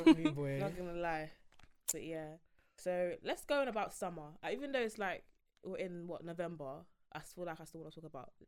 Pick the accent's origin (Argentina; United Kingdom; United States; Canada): United Kingdom; London; I'm 20 years old and I'm from London, innit?